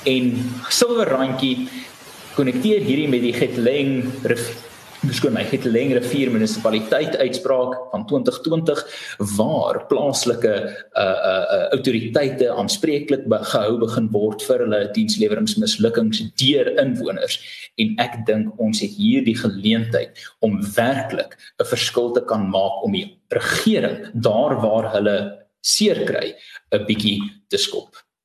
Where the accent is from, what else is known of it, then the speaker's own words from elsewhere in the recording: South Africa; As Suid-Afrikaners